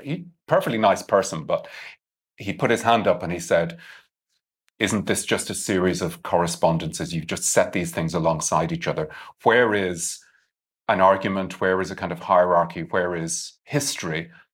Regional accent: Ireland; I'm Irish

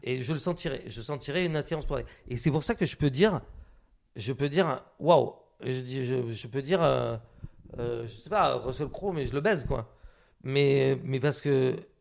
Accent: Biarritz, Nouvelle-Aquitaine, France; moved away; also born or lived in Hautes-Pyrénées; j'ai grandi donc, à Biarritz

